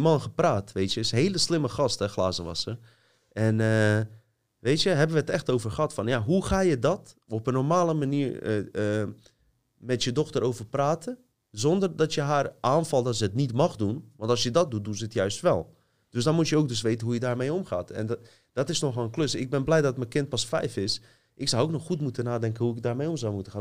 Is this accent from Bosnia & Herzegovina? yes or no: yes; Bosnia & Herzegovina; now in Netherlands; stad waar ik vandaan kom staat bekend, zelfs in Bosnië